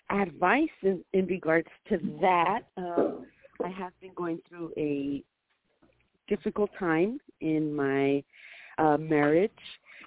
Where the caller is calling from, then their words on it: California, United States; I am calling from California.